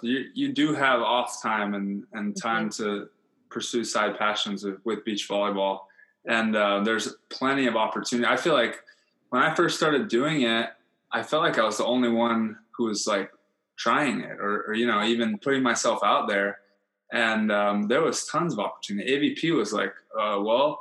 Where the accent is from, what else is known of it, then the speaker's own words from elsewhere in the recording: Hawaii, United States; I was from Hawaii